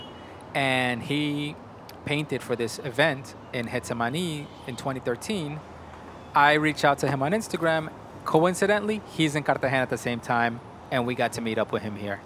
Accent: New York, United States; I was born and raised in New York

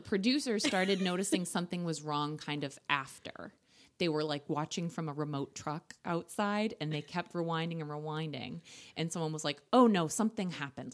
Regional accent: Ireland; I'm Irish

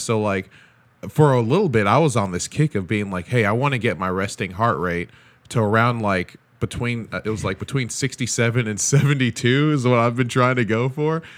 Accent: Nigeria; As a Nigerian

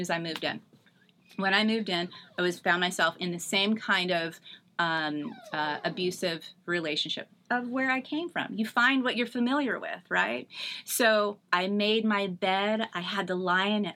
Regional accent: Northern California, United States; moved away as an adult; now in Eastvale, United States; I'm born and raised in Northern California.

